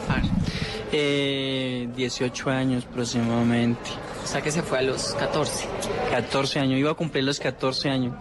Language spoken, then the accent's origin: Spanish; Gaitania, Tolima, Colombia; soy yo, de Gaitania Tolima del oso